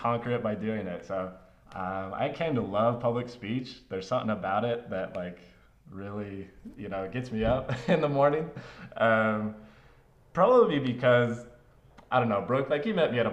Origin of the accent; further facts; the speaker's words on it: Draper, Utah, United States; also born or lived in Mesa, Arizona / Spokane, Washington / Pleasant Grove, Utah; We moved when I was about five, almost six, to Draper, Utah